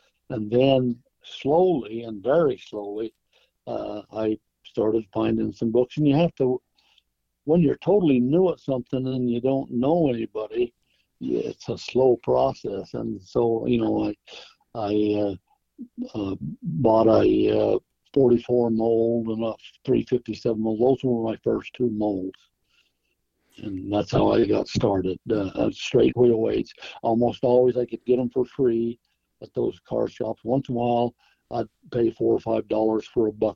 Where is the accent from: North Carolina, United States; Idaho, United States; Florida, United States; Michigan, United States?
Idaho, United States; growing up in Idaho